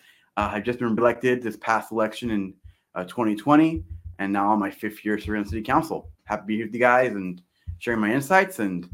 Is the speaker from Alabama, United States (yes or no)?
no; Costa Mesa, California, United States; growing up in Costa Mesa, which when I was growing up, never had a percent council was Hispanic.